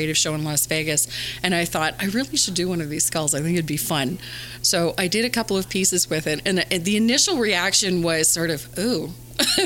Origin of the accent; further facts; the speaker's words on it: Canada; Being Canadian, I'm not, we don't have a whole lot of Hispanics where I live